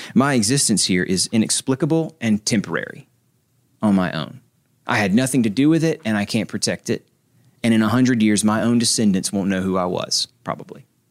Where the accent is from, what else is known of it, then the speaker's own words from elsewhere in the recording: Nashville, Tennessee, United States; I'm from Nashville